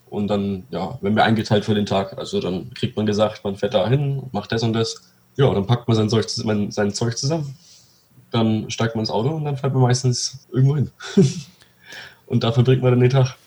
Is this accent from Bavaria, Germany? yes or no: yes; Pegnitz, Bavaria, Germany; bei uns in Pegnitz